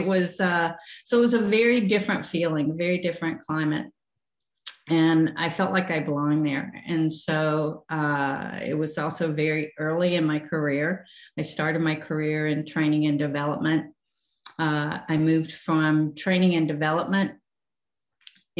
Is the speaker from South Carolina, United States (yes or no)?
yes; South Carolina, United States; moved away as an adult; also born or lived in Minnesota; now in Charlotte, United States; I grew up in South Carolina, went to school at Clemson